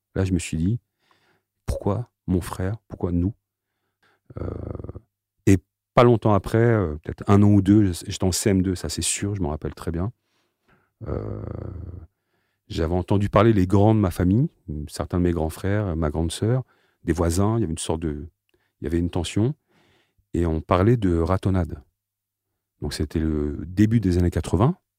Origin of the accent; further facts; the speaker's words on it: Aubervilliers, Île-de-France, France; je suis né donc à Aubervilliers, d'une famille euh, de parents algériens